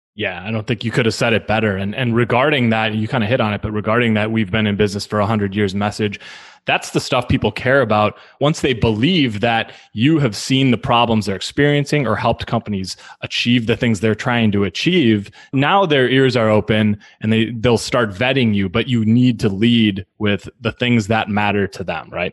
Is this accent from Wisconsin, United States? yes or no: yes; Milwaukee, Wisconsin, United States; moved away as an adult; now in St. Louis, United States; I've now spent half my life in in St. Louis. I grew up in in Milwaukee